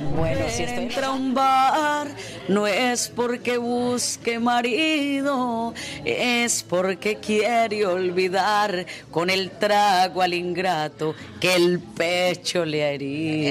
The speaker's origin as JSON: {"language": "Spanish", "country": "Colombia", "moved": "as an adult", "lives_now": "Los Angeles, United States", "said": "nosotros como colombianos"}